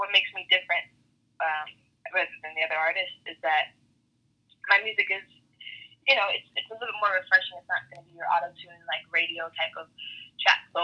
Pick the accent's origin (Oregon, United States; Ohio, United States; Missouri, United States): Oregon, United States; Portland; moved away as an adult; now in Los Angeles, United States; I'm from Portland, Oregon.